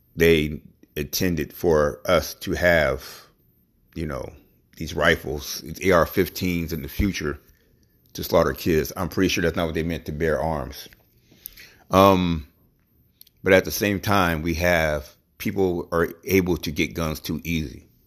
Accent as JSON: {"language": "English", "country": "United States"}